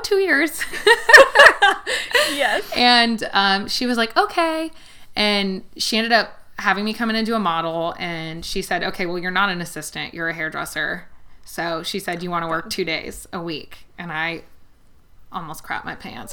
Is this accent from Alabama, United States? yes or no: no; Los Angeles, California, United States; moved away as an adult; now in Kentucky, United States; I grew up in outside of Los Angeles. I actually grew up in the Valley